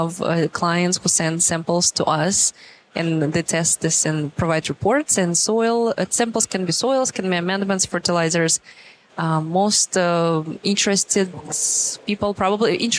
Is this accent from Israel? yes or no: no; Russia; English is a second language; moved away as an adult; also born or lived in New York City, United States; now in Lafayette, United States; I grew up in a rural area in Russia